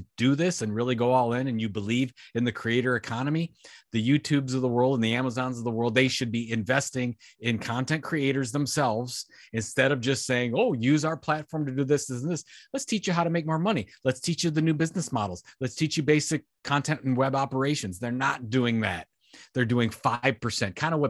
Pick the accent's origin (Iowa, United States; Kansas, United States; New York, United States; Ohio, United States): Ohio, United States; Sandusky; It's from my hometown, Sandusky. Went to my high school